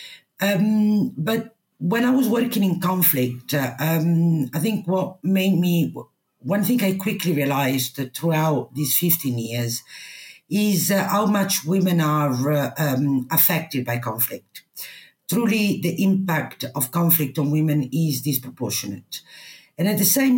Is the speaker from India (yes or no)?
no; Italy; English is a second language; moved away as an adult; also born or lived in United Kingdom; I come from a small town in Italy